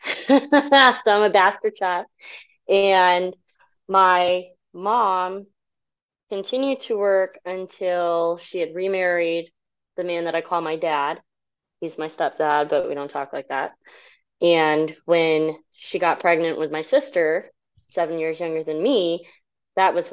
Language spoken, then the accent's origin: English; Japan; born there; So uh, I was born in Japan. I'm a military brat, so I am Asian, but I am not Japanese.